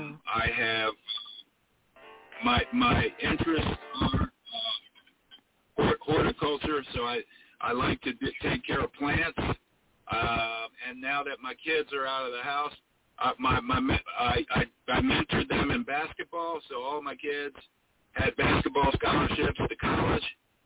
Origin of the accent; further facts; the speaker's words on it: Philadelphia, Pennsylvania, United States; I grew up, I was born and raised in West Philadelphia. I grew up in a dental office, but I'm still from the hood, you know.